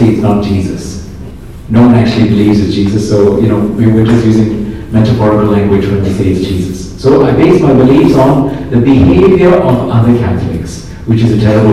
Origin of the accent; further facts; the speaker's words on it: Singapore; also born or lived in Kerala (ancestry); now in England; I grew up in Singapore, so really culturally I am more Chinese